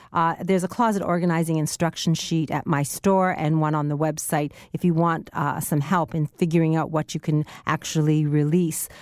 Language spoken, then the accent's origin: English; Canada; as a Canadian